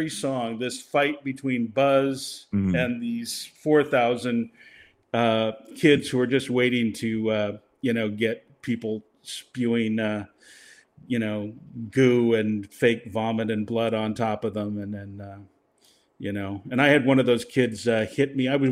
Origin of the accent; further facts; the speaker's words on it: Seattle, Washington, United States; now in Los Angeles, United States; I grew up in Seattle